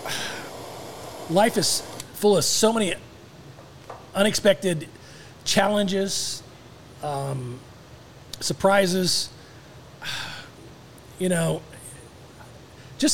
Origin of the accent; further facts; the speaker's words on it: Tucson, Arizona, United States; moved away as an adult; now in Dallas, United States; We were very close growing up in Tucson